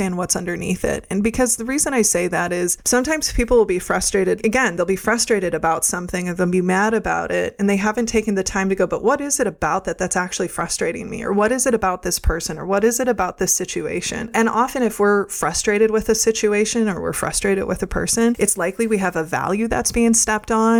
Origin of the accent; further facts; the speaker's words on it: Midwest, United States; I grew up in the Midwest